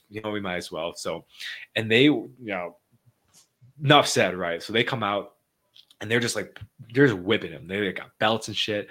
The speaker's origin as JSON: {"language": "English", "town": "Monroe", "region": "Wisconsin", "country": "United States", "also_born_or_lived": "Madison, Wisconsin", "said": "I'm from Monroe, Wisconsin"}